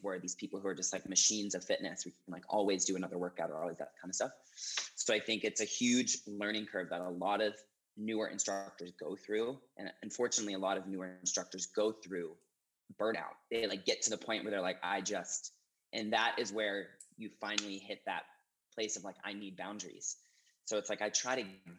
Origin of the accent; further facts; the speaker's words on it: Maine, United States; moved away as an adult; also born or lived in New York City, United States; now in Seattle, United States; I, like I said, grew up in a really small town